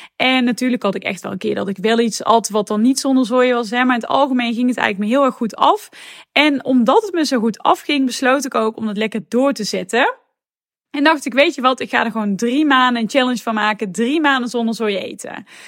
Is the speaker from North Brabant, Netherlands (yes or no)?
yes; North Brabant, Netherlands; accent: Brabant; moved away as an adult; also born or lived in Tilburg; now in Amsterdam, Netherlands; zoals je misschien wel hoort, kom ik daar helemaal niet vandaan, want ik kom namelijk uit Brabant